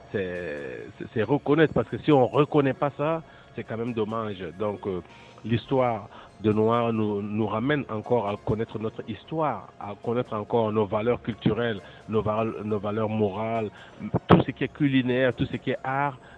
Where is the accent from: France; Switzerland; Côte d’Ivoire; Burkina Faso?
Burkina Faso; now in Toronto, Canada; je viens du Burkina Faso.